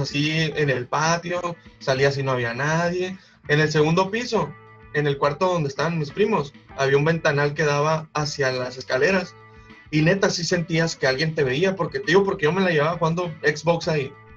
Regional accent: Mexico

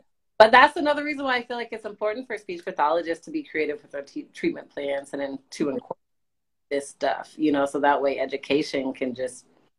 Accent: Tulsa, Oklahoma, United States; I grew up in Tulsa

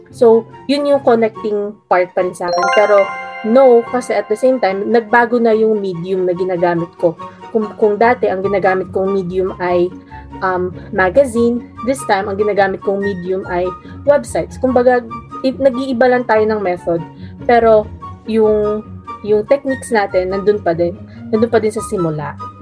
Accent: Philippines; moved away as an adult; now in Tokyo, Japan; umalis ako ng Philippines

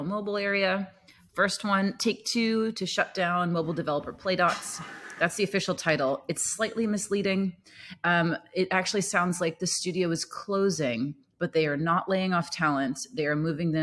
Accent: New York City, New York, United States; I'm from New York City

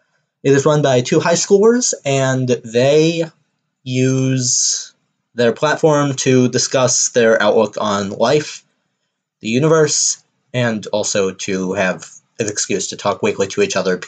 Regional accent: Deep South, United States; I am not from Canada, y'all. I am from the deep south of the United States of America.

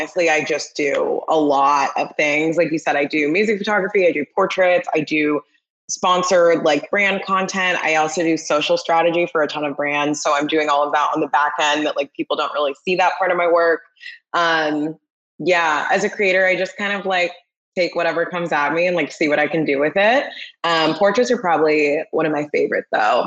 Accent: Corvallis, Oregon, United States; also born or lived in Portland, Oregon; I'm from Corvallis, which is like a much smaller town

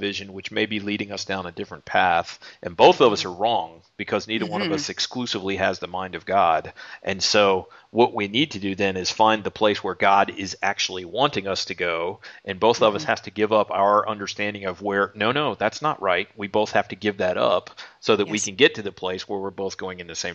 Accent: United States; we as American Christians living in the 21st century

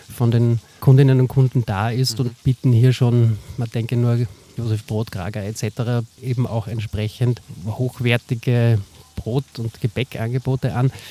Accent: Salzburg, Austria; now in Vienna, Austria; Der Mike Lanner, mit dem ich das mache, und ich, wir sind beide Salzburger

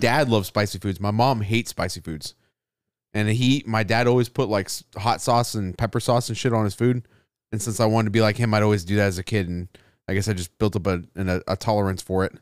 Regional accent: United States; my right as an American

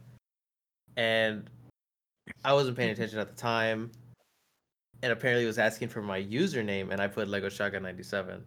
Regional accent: San Antonio, Texas, United States; I was born here in San Antonio

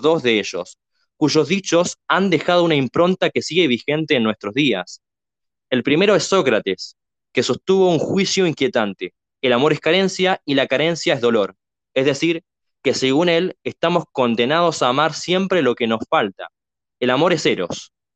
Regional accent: Argentina

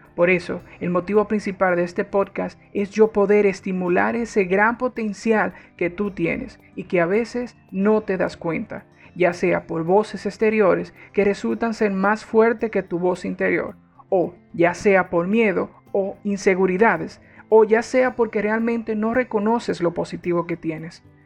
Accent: Dominican Republic; also born or lived in Spain; Soy dominicano y tengo 29 años de edad

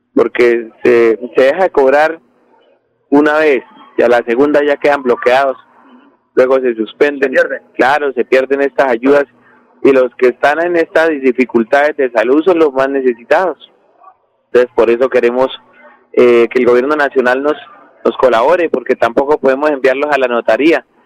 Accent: Berlín, Santander, Colombia; en mi tierra, en Berlín

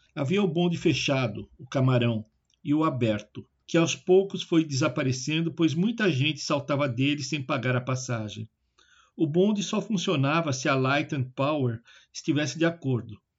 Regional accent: Ipiranga neighbourhood, São Paulo, Brazil; a época em que morei no bairro de Piranga

